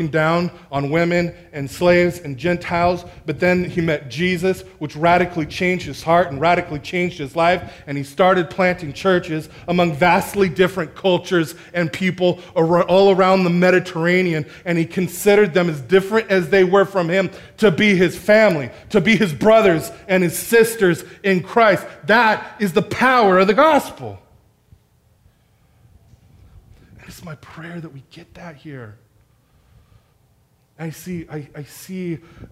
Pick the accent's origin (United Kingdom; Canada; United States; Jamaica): United States; National City, California; moved away as an adult; now in Escondido, United States; I'm from National City, closer to downtown, where everybody's from somewhere else